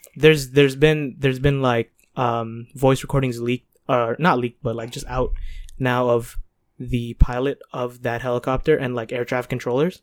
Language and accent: English; Toronto, Ontario, Canada; We're Canadian born, Toronto raised